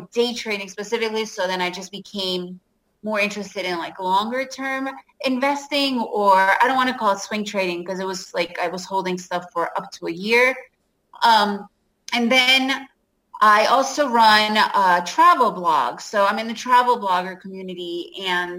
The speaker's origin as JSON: {"language": "English", "town": "New York City", "region": "New York", "country": "United States", "tie": "born or raised there", "said": "I grew up in New York City and lived in that area"}